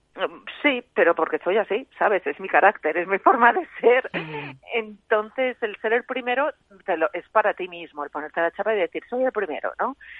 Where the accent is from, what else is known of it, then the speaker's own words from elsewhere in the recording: Cuenca, Castilla-La Mancha, Spain; also born or lived in Ireland; yo soy de Cuenca, pues en Cuenca solo se podía estudiar música ahí en el conservatorio